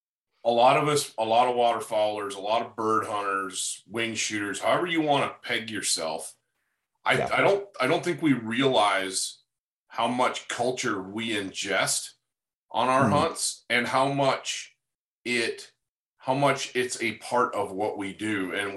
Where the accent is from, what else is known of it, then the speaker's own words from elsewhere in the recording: Upper Midwest, United States; I grew up in the upper Midwest where dairy is like, king